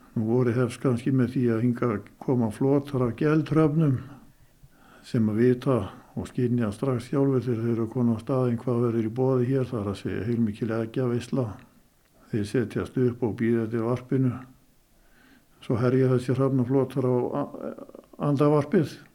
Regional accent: Skútustaðir, Northeastern Region, Iceland; í skútustöðum þaðan sem ég er nú

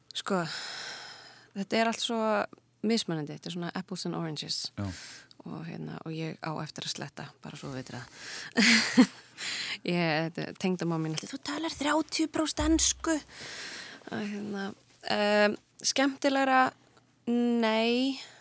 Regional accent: Kópavogur, Capital Region, Iceland; ég er alveg upp í Kópaunum. Já. Uh, ég er bara, já, bara bjóð alla mína tíð í Kópaunum

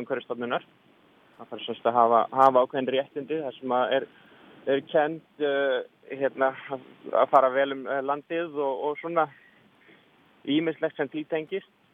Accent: Reykjavík, Capital Region, Iceland; Ég er frá Reykjavík.

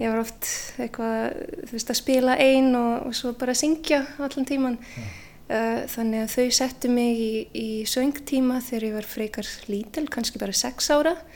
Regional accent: Canada; Icelandic is a second language; moved away as an adult; now in Iceland; ég holst upp í Kanada

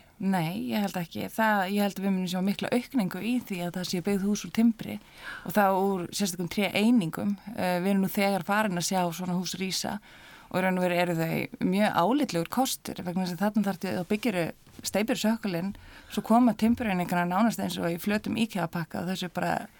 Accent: Reykjavík, Capital Region, Iceland; Ég er alveg upp á Norðustík 5 og all mín fjölskylda er raun líka hérna

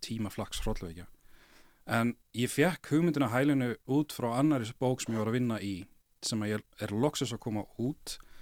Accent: Kópavogur, Capital Region, Iceland; ég ólst upp í Kópavægi

